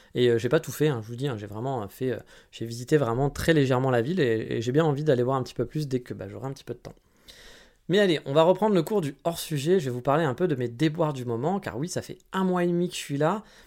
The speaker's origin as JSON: {"language": "French", "country": "France", "moved": "yes", "lives_now": "Japan", "said": "en tant que Français"}